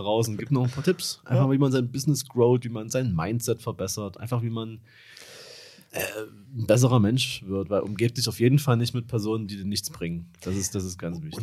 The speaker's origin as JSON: {"language": "German", "town": "Dresden", "region": "Saxony", "country": "Germany", "said": "ich komme aus Dresden"}